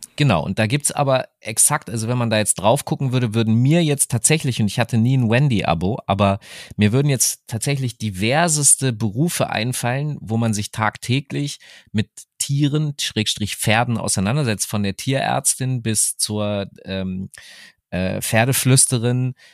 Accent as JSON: {"language": "German", "town": "Hanover", "region": "Lower Saxony", "country": "Germany", "tie": "born or raised there", "said": "meiner Heimatstadt Hannover"}